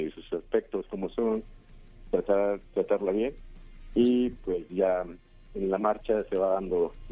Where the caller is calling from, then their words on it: Naucalpan de Juárez, State of Mexico, Mexico; de Naucalpan de Juárez.